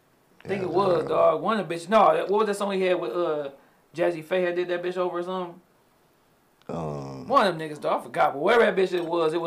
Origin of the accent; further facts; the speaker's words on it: Detroit, Michigan, United States; I'm from the East